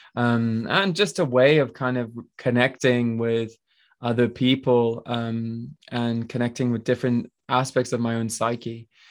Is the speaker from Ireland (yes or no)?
no; France; moved away; also born or lived in Switzerland; I was born in Switzerland and I grew up in France in, like, a really small, uh, village with, like, four hundred people